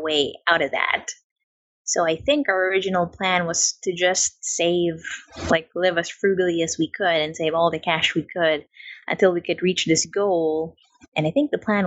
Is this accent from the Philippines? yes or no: yes; Philippines; also born or lived in New Zealand; now in Florida, United States; I was actually born in the Philippines, and then my family decided to move to New Zealand. So I lived there for about 6 or 7 years